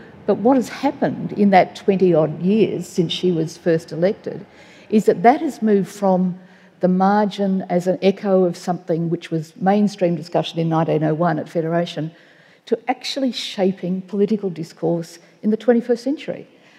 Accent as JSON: {"language": "English", "country": "Australia", "tie": "born or raised there", "said": "one of the beauties of growing up in Australia in the period that I have is that more has been revealed."}